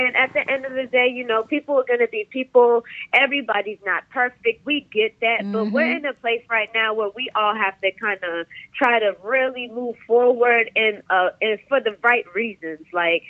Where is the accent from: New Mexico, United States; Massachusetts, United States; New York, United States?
Massachusetts, United States; Cambridge; also born or lived in Atlanta, United States; I'm from Cambridge, technically. I know I kind of just popped up on the scene kind of willy-nilly. So I originally used to live in Atlanta. I moved to Cambridge and did like 7th grade to 12th grade out here.